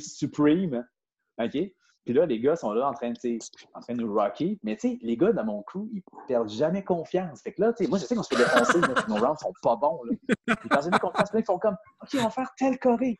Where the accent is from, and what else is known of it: Quebec City, Quebec, Canada